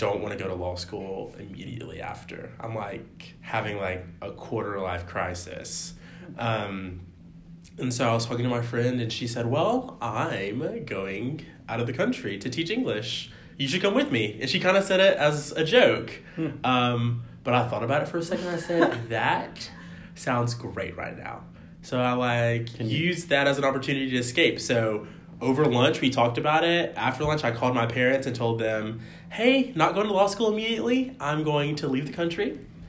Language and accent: English; Georgia, United States; I am from Georgia. I went to undergrad in Georgia